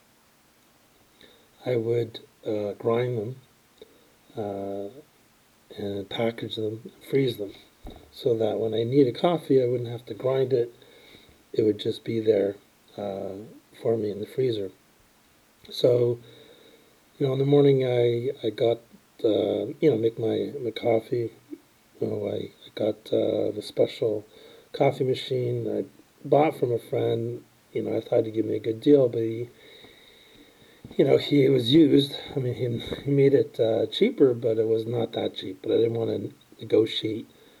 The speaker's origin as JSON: {"language": "English", "town": "Toronto", "region": "Ontario", "country": "Canada", "tie": "born or raised there", "said": "grew up in Toronto"}